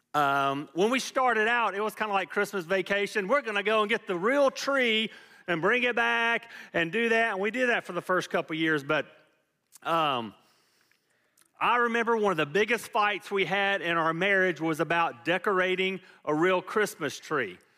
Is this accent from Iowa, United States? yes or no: no; Fayetteville, Georgia, United States; moved away as an adult; we grew up in Fayetteville, Georgia